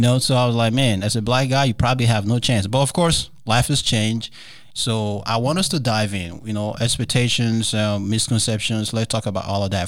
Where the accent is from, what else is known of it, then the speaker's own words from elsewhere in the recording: Nigeria; moved away; growing up in Nigeria